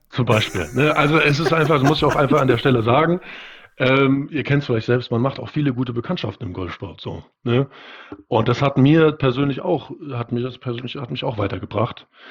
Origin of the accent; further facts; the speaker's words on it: Germany; bei uns in Deutschland